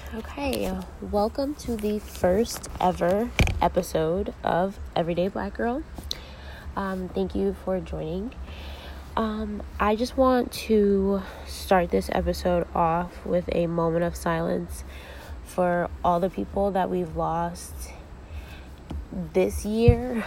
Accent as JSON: {"language": "English", "town": "Ansonia", "region": "Connecticut", "country": "United States", "tie": "born or raised there", "also_born_or_lived": "New Haven, Connecticut", "said": "I grew up in Ansonia, a real small town in Connecticut"}